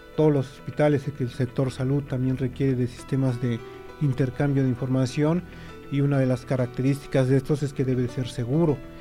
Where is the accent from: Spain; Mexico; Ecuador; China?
Mexico